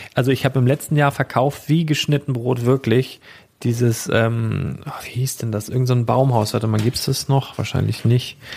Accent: Schleswig-Holstein, Germany; ein paar Kilometer weiter in einem Dorf, wo ich letztendlich aufgewachsen bin

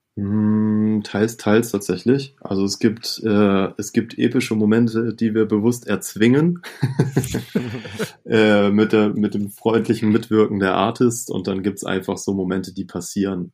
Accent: Itzehoe, Schleswig-Holstein, Germany; ich komme ja gebürtig aus Itzehoe

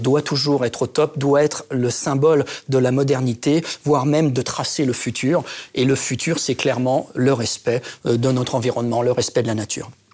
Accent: Reims, Grand Est, France; also born or lived in Épernay; Je suis un enfant du cru. Je suis né à Reims. J'ai fait mon lycée à Épernay.

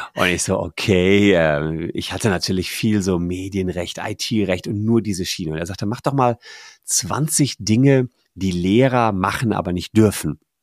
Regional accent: Gevelsberg, North Rhine-Westphalia, Germany; moved away as an adult; also born or lived in Cologne; in meiner Heimatstadt Gefelsberg, das ist da bei Ennepetal, Wuppertal, Hagen

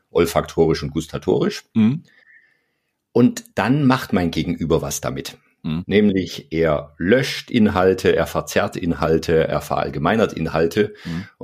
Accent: Bavaria, Germany; Also ich komme ja aus Bayern, da sagen wir die Chemie.

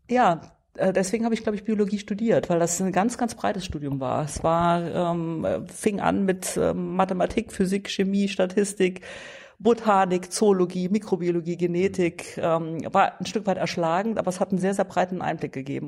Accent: Dillingen, Saarland, Germany; also born or lived in Saarbrücken; in meiner Heimat, nicht im Heimatort. Das ähm, äh, war und ist die Dillinger Hüttenstadt, äh, die mich geprägt hat

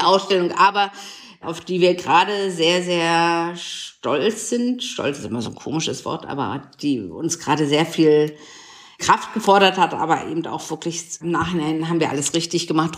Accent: Potsdam, Brandenburg, Germany; born or raised there; moved away; also born or lived in Dresden

